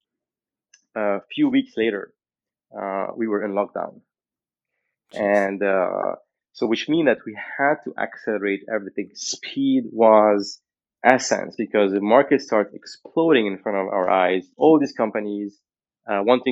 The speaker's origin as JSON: {"language": "English", "country": "Lebanon", "tie": "born or raised there", "moved": "yes", "said": "I was born in Lebanon in the 1980"}